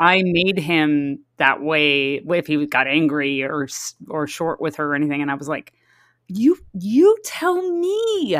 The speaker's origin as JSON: {"language": "English", "town": "San Diego", "region": "California", "country": "United States", "tie": "born or raised there", "said": "I grew up in San Diego"}